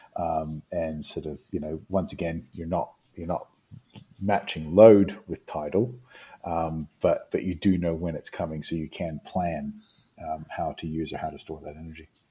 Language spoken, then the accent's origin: English; New Zealand; moved away; I come from New Zealand originally. I come from an island community